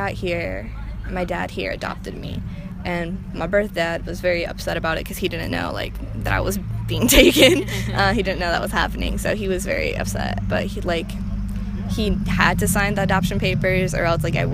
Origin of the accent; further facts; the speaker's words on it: United States; also born or lived in Ometepec, Mexico; my experience growing up in America